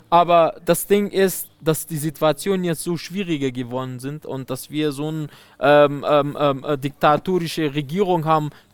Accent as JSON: {"language": "German", "country": "Afghanistan", "also_born_or_lived": "Germany", "second_language": "German", "said": "mein Land"}